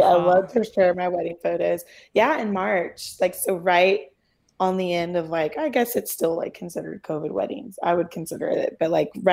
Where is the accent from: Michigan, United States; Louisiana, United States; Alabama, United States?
Louisiana, United States; now in Texas, United States; we're both from Louisiana